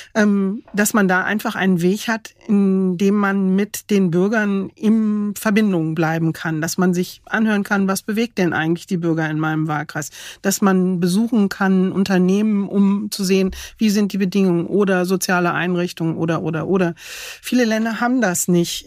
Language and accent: German; Germany